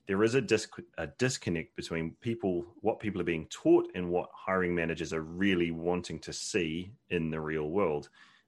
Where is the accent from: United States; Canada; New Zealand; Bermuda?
New Zealand; moved away as an adult; now in United Kingdom; But yeah, no, I'm from New Zealand originally. So that's where most of the twang comes from. And then I've been in the UK for about 12 years now